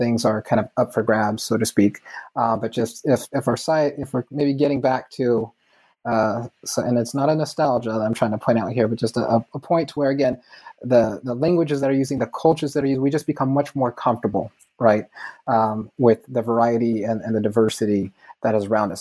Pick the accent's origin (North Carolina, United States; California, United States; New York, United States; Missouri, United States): California, United States; my own lifetime in California